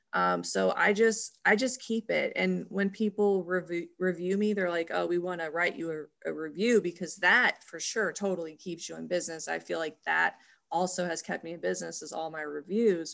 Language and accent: English; Louisville, Kentucky, United States; also born or lived in Memphis, Tennessee; we actually moved to Louisville, Kentucky